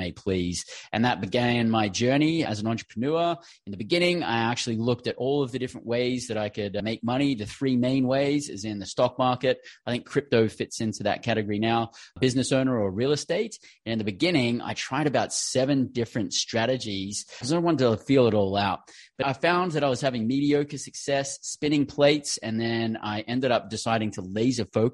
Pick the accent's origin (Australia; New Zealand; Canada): Australia; moved away as an adult; also born or lived in London, England; originally born and bred in Australia